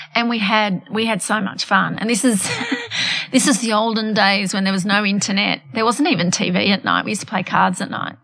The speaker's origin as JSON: {"language": "English", "country": "Australia", "tie": "born or raised there", "also_born_or_lived": "Johannesburg, South Africa / United Kingdom"}